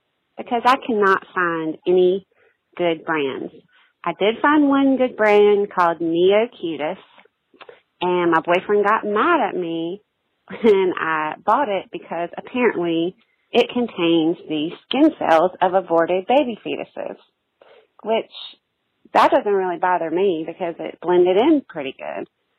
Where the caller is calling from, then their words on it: Charlotte, North Carolina, United States; Hey, Molly. … I'm from Charlotte.